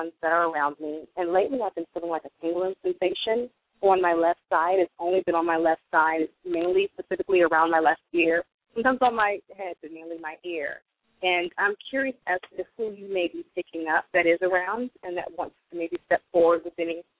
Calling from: California, United States; I'm calling from California.

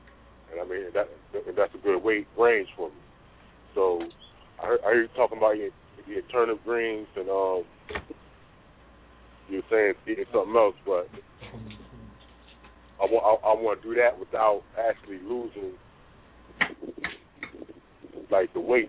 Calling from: New Jersey, United States; I'm calling from New Jersey.

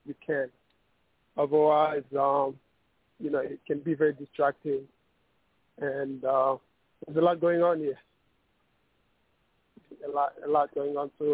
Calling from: New York, United States; I'm calling from New York

